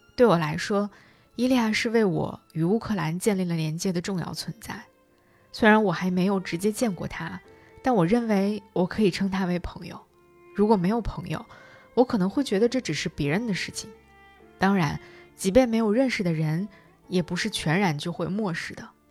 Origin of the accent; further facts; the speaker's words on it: China; 这个故事应该就是我们中国人所讲的黄粱一梦的故事了。